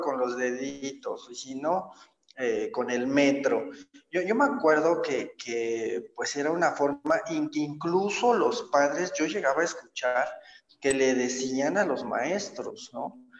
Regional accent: State of Mexico, Mexico; yo soy originario del Estado de México, nazco en, la Ciudad de México. Eh, mi infancia, mi adolescencia la, llevo a cabo en, en, el Estado de México.

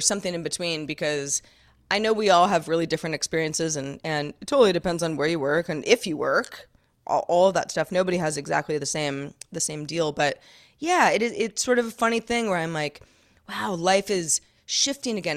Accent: Sonoma County, California, United States; moved away as an adult; also born or lived in Los Angeles, California; Growing up in Sonoma County, California, where I live now

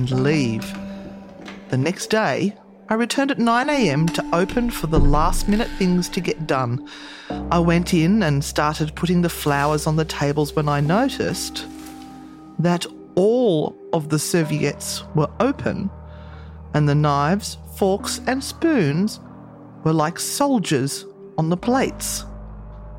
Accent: Sydney, New South Wales, Australia; I was born in the Sydney Women's Hospital

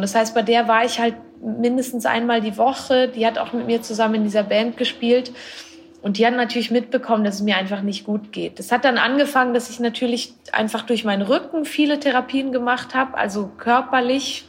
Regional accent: Switzerland; Ich bin aus der Schweiz. Ich wohne dort auch immer noch.

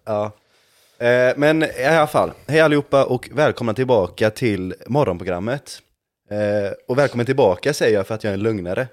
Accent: Gothenburg, Västra Götaland, Sweden; jag är från Göteborg.

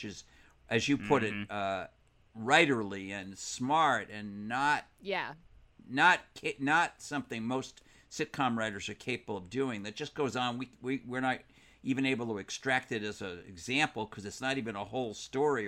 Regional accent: Providence, Rhode Island, United States; my hometown of Providence, Rhode Island

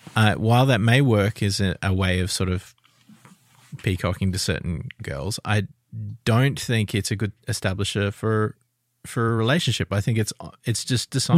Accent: Adelaide, South Australia, Australia; I'm from Adelaide.

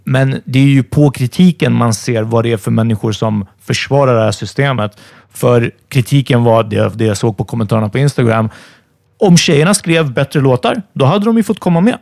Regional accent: Stockholm, Stockholm County, Sweden; min uppväxt i Farsta

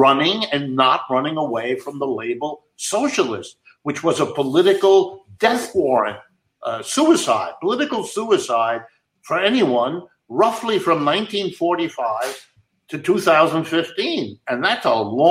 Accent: Youngstown, Ohio, United States; I was born in Youngstown, Ohio

